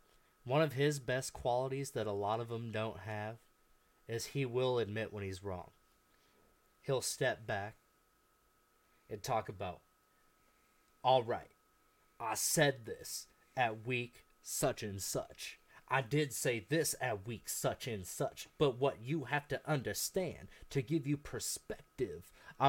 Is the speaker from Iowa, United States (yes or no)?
yes; Albia, Iowa, United States; I'm from Albia.